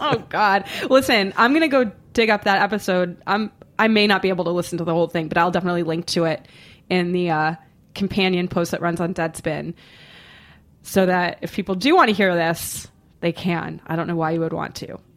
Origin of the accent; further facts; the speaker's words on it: Boston, Massachusetts, United States; I'm from Boston.